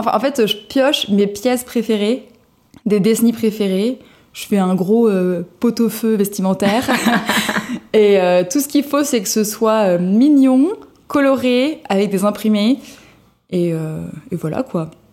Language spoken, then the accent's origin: French; Cannes, Provence-Alpes-Côte d'Azur, France; moved away as an adult; now in Paris, France; je viens de la Côte d'Azur, de Cannes, où j'ai grandi, euh, j'ai fait mes études, etc., euh, jusqu'à mes 23 ans. Puis je suis montée à Paris